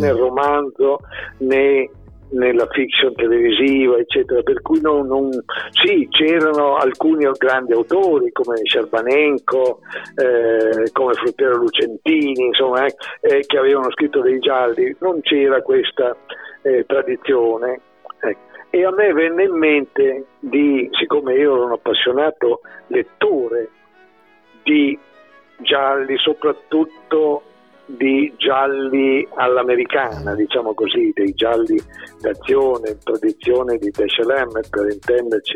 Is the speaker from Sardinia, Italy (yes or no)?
no; Bologna, Emilia-Romagna, Italy; io sono nato a Bologna, ho sempre vissuto a Bologna e spero di continuare a vivere sempre a Bologna